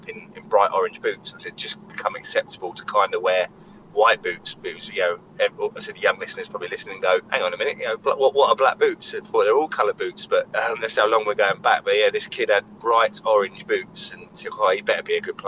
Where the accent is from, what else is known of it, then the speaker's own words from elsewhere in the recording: Eastleigh, South East England, United Kingdom; I'm from Eastleigh, which is obviously local to Southampton